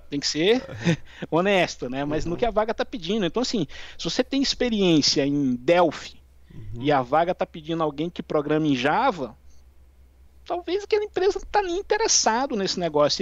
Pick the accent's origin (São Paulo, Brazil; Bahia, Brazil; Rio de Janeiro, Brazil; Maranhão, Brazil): Maranhão, Brazil; São João dos Patos; moved away; also born or lived in Brasília; eu sou natural de São João dos Patos, no Maranhão